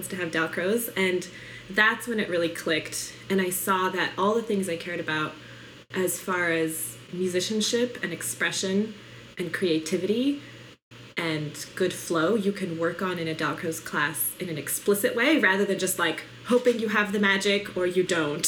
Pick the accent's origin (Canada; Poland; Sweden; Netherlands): Poland; born there